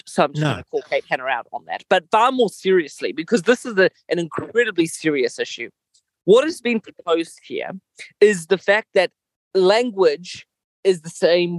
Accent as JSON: {"language": "English", "country": "Mozambique", "tie": "born or raised there", "moved": "yes", "said": "I grew up in Mozambique"}